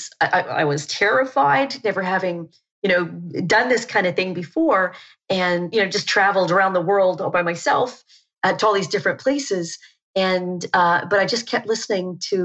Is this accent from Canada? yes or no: yes; Canada; moved away as an adult; also born or lived in New Zealand; I'm from Canada